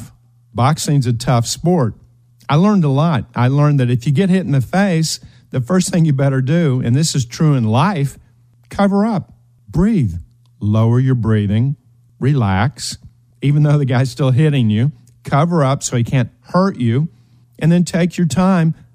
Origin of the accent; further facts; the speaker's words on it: eastern Kentucky, United States; We were raised in Appalachia, the hills of Kentucky, eastern Kentucky